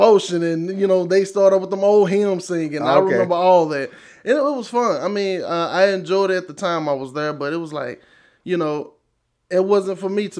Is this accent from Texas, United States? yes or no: yes; Marshall, Texas, United States; I grew up in Marshall, Texas, born and raised, you know, down East Texas.